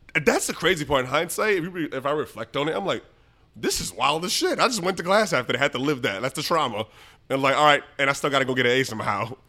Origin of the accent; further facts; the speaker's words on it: New York City, New York, United States; I grew up in the Bronx, um, and we had a, like, large household, seven